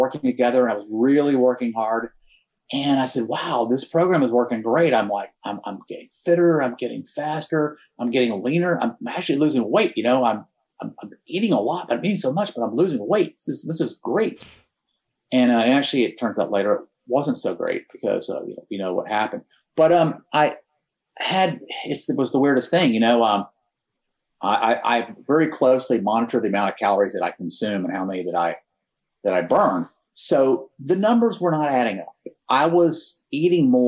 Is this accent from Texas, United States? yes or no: yes; Texas, United States; I was born and raised in Texas. You can probably figure that out from this accent a little bit